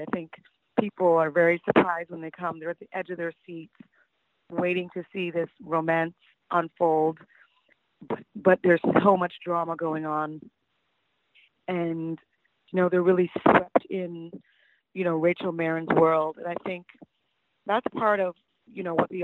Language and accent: English; Toronto, Ontario, Canada; growing up in Toronto